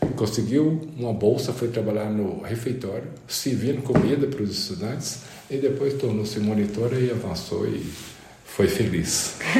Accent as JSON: {"language": "Portuguese", "town": "Mirabela", "region": "Minas Gerais", "country": "Brazil", "tie": "born or raised there", "said": "Eu nasci em Mirabela. Mirabela é uma pequena cidade no interior de Minas Gerais, especificamente no norte de Minas Gerais"}